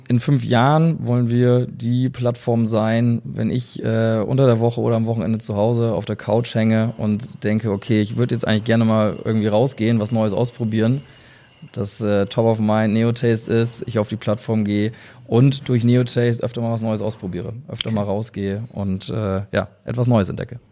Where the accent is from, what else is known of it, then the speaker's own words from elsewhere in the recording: near Oldenburg, Lower Saxony, Germany; wir kommen ja auch noch aus der Nähe